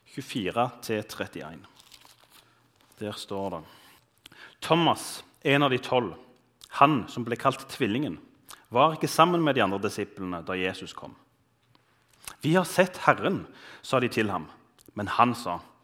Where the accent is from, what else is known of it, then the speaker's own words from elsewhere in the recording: Bryne, Rogaland, Norway; moved away as an adult; now in Bergen, Norway; jeg er fra Bryne, som er litt sør for Stavanger